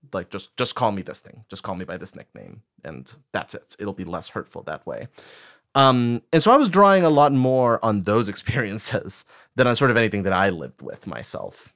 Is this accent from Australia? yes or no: no; Costa Rica; first language Spanish; English is a second language; moved away as an adult; now in United States; I grew up in Costa Rica. Spanish was my first language, and I moved to the States when I was nineteen.